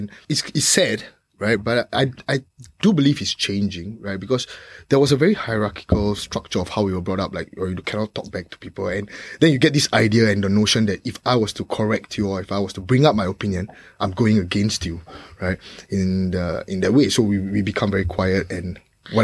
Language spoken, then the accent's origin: English; Singapore; we as Singaporeans, we don't understand these concepts, right? We've grown up with it.